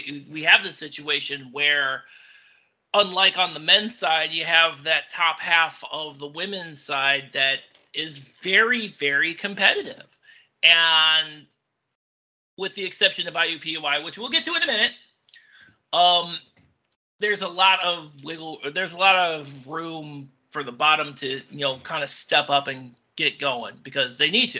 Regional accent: Northeast Ohio, United States; we're from Northeast Ohio

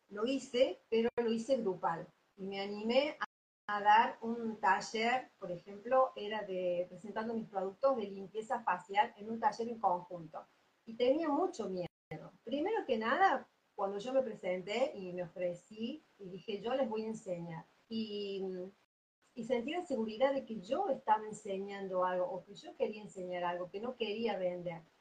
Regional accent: Córdoba, Argentina; En Córdoba. Soy de Córdoba. Así es. Perfecto. Nací acá, yo aquí.

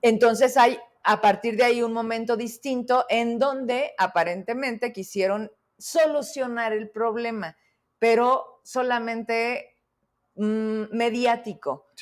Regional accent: Zacatecas, Mexico; los zacatecanos

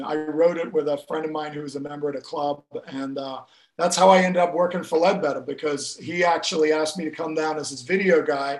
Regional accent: Kenya; moved away as an adult; also born or lived in Gloucester, England; now in United States; in a town called Gloucester, which is in England, but I left when I was very young, 6 months old, and I grew up in Kenya in Africa, and I grew up all over Africa. And then I came to America to play college golf and soccer back in the early 80s.

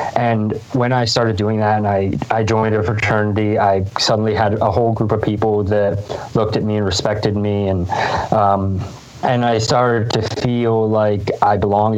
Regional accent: Lancaster, Pennsylvania, United States; I grew up in Lancaster, Pennsylvania

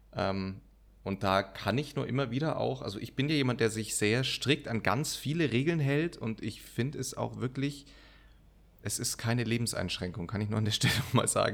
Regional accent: Munich, Bavaria, Germany; ich bin in München geboren. Also durch mich fließt, fließt ja Münchner Blut

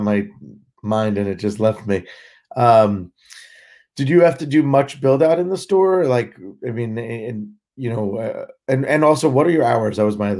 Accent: Marlboro, New Jersey, United States; I grew up in Marlboro.

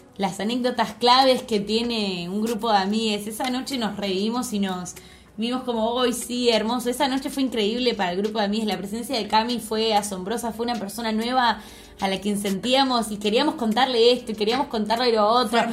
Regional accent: Argentina; moved away as an adult; also born or lived in London, England

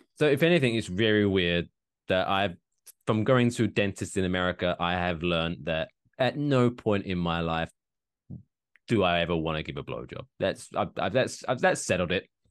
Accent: England, United Kingdom; now in Ridgefield, New Jersey, United States; I grew up in England where it's not a big thing

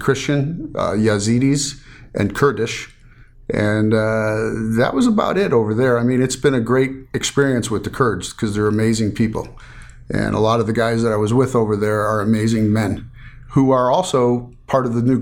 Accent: Chicago, Illinois, United States; moved away as an adult; now in Las Vegas, United States; my entire life I was raised Lutheran back in Chicago.

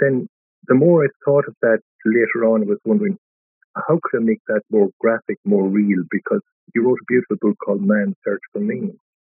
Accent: Dundee, Scotland, United Kingdom; Now, the fact that I had the power to choose was totally lost on me growing up in Dundee.

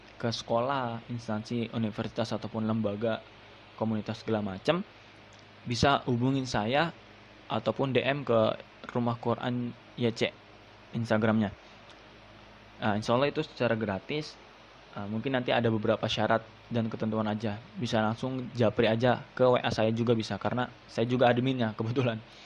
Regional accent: Subang, West Java, Indonesia; now in Bekasi, Indonesia; saya lahir di Subang, ya kan, Jawa Barat, jadi saya Sunda.

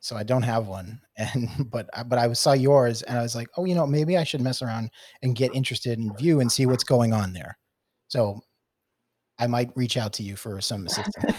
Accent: New York City, New York, United States; moved away; I'm from, I'm from originally from New York City. Uh, being a New York City transplant

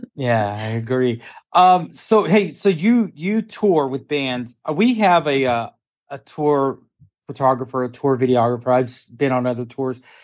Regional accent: Dallas, Texas, United States; I'm from Dallas

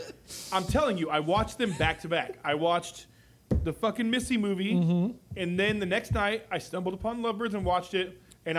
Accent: Arizona, United States; When I grew up in Arizona

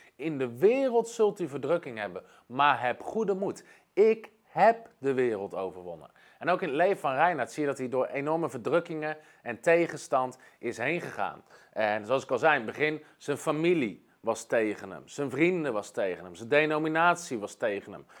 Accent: Netherlands; als Nederlanders

